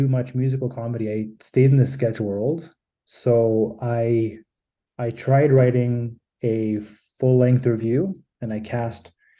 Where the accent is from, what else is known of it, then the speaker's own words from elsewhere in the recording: Toronto, Ontario, Canada; I grew up in Toronto